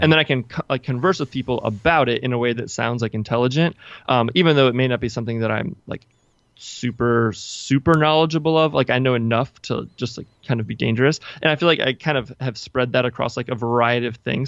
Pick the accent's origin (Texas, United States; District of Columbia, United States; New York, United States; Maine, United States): District of Columbia, United States; Washington; I'm from the Washington, D C area